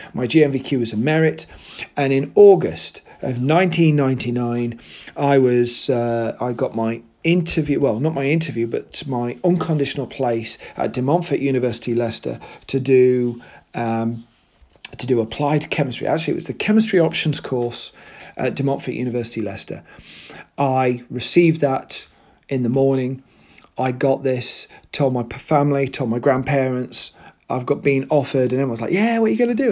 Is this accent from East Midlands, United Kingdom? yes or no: yes; Mansfield, East Midlands, United Kingdom; born or raised there